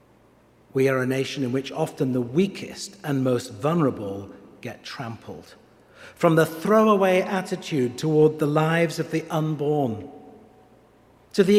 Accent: England, United Kingdom; now in Pittsburgh, United States

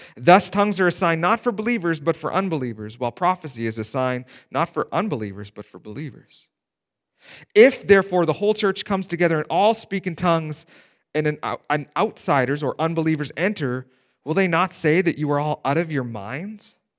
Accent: Steinbach, Manitoba, Canada; I grew up in Steinbach, right? There's not a more conservative town to grow up in in Canada

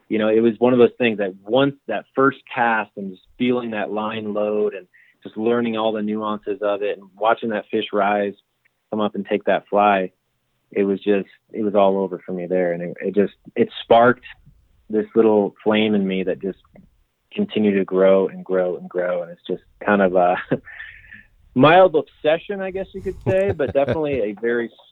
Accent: Michigan, United States; growing up in Michigan through you know middle school, high school, and into my you know early adulthood

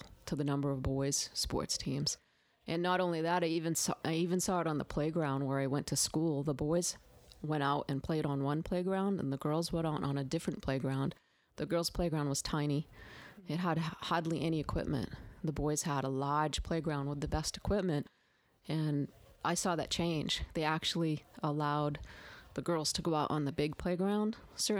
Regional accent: Maine, United States; moved away as an adult; now in the South, United States; I did not grow up in the South. I grew up in Maine.

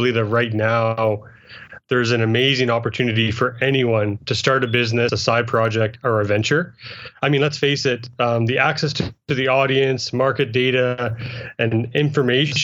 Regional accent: rural Saskatchewan, Canada; I grew up in rural Saskatchewan, actually, in a small town of about 400 people on a good day

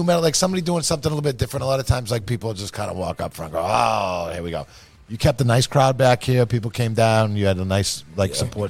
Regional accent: Massachusetts, United States; I grew up in Massachusetts

